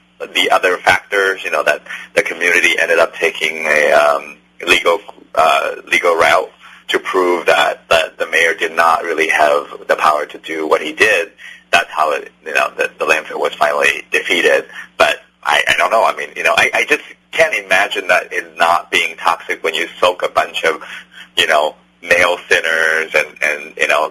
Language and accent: English; Taiwan; moved away; I'm from Taiwan